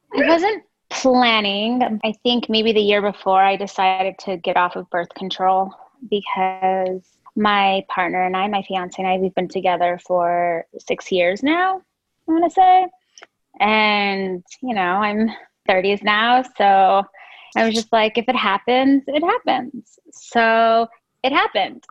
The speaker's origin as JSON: {"language": "English", "town": "Denver", "region": "Colorado", "country": "United States", "moved": "as an adult", "lives_now": "Los Angeles, United States", "said": "from Denver, Colorado, the mountains. Well, not the mountains, but the Mile High City. And I moved to Los Angeles about 10 years ago"}